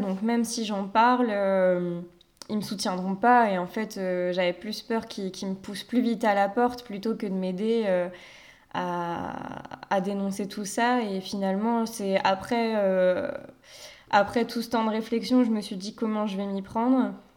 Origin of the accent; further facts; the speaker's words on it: Paimpol, Brittany, France; moved away; also born or lived in Rennes / Nantes; arrivée à Nantes, parce que même à Rennes, c'est comme si j'étais pas partie de Paimpol